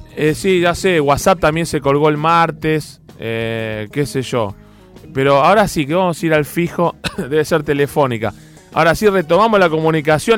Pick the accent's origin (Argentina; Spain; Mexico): Argentina; Temperley, Buenos Aires Province; moved away as an adult; also born or lived in Adrogué / Avellaneda; now in Buenos Aires, Argentina; Yo en definitiva nací en Adrogué, en Almirante Brown, muy chiquitito, viví en Temperley